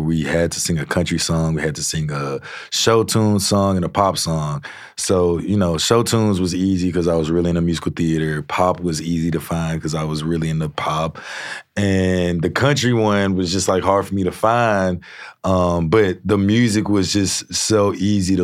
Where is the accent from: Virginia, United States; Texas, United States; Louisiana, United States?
Louisiana, United States; Shreveport; I grew up in Shreveport, and the Red River just ran through it